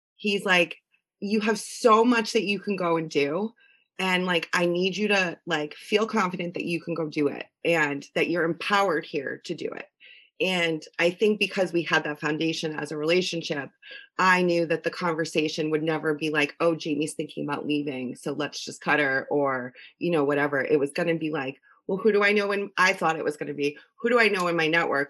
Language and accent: English; Connecticut, United States; born and raised in Connecticut